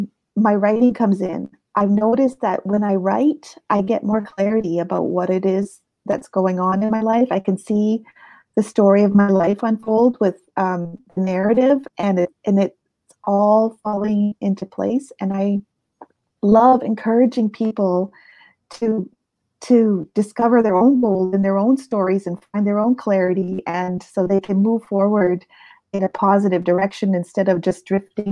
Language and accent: English; Halifax, Nova Scotia, Canada; born there; also born or lived in United States / Europe; I was born in Canada, in Halifax, Nova Scotia. And my father was in the Navy, and we spent a lot of my life moving around. I lived in the States. I've lived in Europe. I lived across Canada.